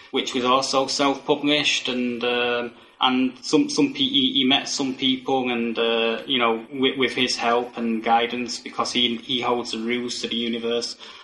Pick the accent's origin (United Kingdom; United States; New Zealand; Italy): United Kingdom; here in the UK